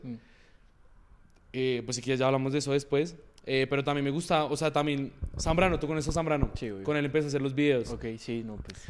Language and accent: Spanish; Moniquirá, Boyacá, Colombia; now in Bogotá, Colombia; yo nací en Bogotá, pero de chiquito me tocó vivir un buen tiempo en Moniquirá, Boyacá. Entonces yo... toda mi familia es de allá.